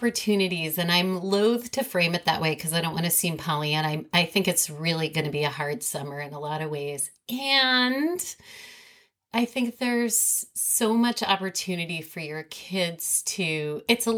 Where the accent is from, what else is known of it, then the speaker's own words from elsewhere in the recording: New York City, New York, United States; grew up in New York City